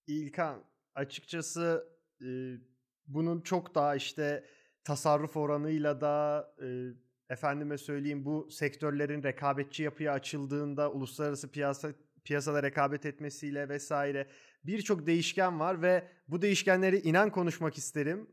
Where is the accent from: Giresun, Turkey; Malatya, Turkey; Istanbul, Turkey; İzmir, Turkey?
Istanbul, Turkey; Ben doğma büyüme İstanbullu biriyim